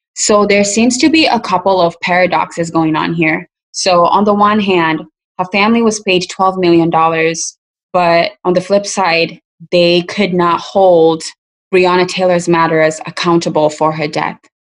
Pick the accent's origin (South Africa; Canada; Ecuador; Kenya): Kenya; now in United States; African immigrants like me, I'm from Kenya